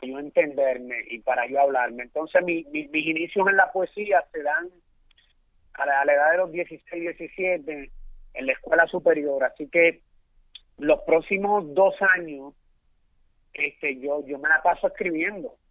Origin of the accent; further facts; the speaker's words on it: Santo Domingo, Distrito Nacional, Dominican Republic; also born or lived in Puerto Rico; now in New York, United States; yo soy de la, de la capital de la República Dominicana, Santo Domingo. Eh, de un barrio humilde que es conocido como el Capotillo